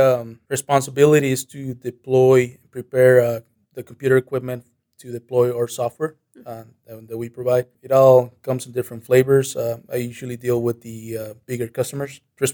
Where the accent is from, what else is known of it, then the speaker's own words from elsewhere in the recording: Monterrey, Nuevo León, Mexico; now in United States; I came to the U.S. back in 2001, and I've been living here since then. My hometown is Monterrey. That's located in the northern part of Mexico.